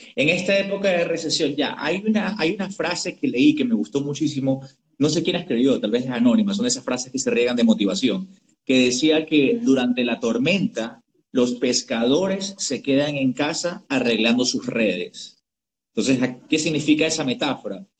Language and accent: Spanish; United States; moved away; crecí y estudié en Estados Unidos